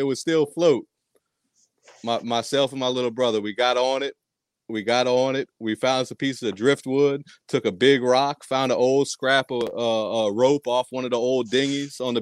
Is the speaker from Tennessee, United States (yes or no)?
no; New Orleans, Louisiana, United States; also born or lived in Providence, Rhode Island; But we moved to Louisiana when I was 9.